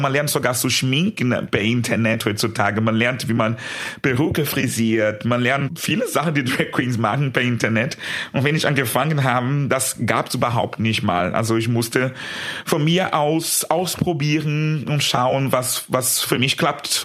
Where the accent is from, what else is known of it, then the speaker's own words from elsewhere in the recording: São Paulo, Brazil; German is a second language; moved away as an adult; in meiner Heimat in Brasilien, ich war noch sehr jung, das war das erste Mal, dass ich äh, in einem schwulen Club war in São Paulo, mein Heimatstadt